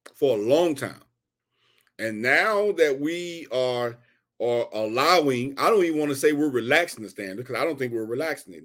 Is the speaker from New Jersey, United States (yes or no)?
no; Houston, Texas, United States; I'm from Houston, Texas